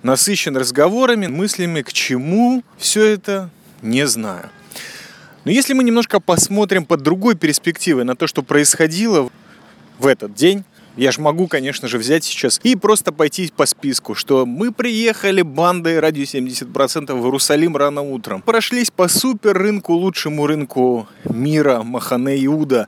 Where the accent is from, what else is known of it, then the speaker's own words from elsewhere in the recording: Riga, Latvia; moved away; also born or lived in Israel; я из Риги